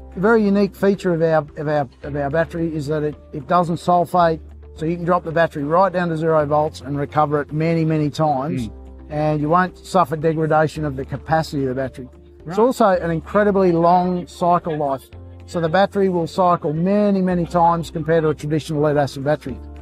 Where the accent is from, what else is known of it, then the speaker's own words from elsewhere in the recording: Queensland, Australia; I'm a Queenslander